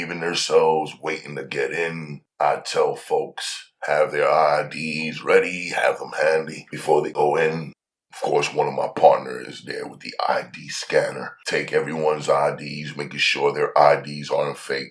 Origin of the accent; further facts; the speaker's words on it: New York City, New York, United States; I'm from Harlem